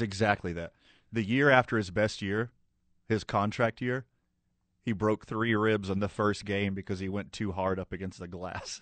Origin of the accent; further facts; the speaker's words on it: Houston, Texas, United States; now in Indianapolis, United States; I was from Houston